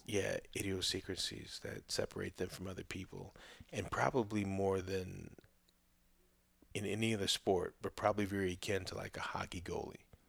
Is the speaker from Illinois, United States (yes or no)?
yes; Chicago, Illinois, United States; moved away; also born or lived in Oklahoma / Saint Louis, Missouri; growing up in Chicago at that, at that time when I was there